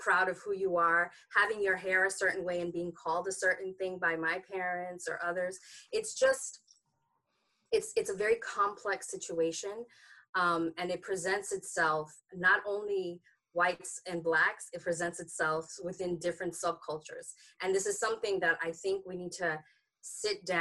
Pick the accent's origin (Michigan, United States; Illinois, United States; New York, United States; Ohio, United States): New York, United States; New York City; moved away as an adult; also born or lived in Haiti (ancestry); now in Maryland, United States; growing up in New York